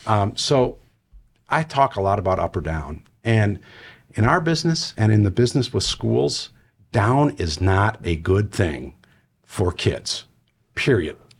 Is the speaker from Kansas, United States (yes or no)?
no; Wisconsin, United States; moved away; I'm originally from Wisconsin